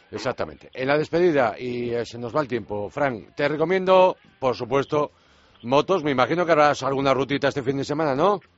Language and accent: Spanish; Galicia, Spain; por mi tierra, por Galicia